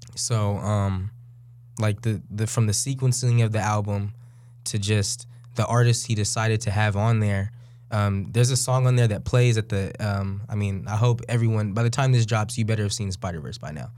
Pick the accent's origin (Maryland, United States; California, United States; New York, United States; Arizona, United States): California, United States; Bay Area; now in Sacramento, United States; we we live in Sacramento. I'm from the Bay Area.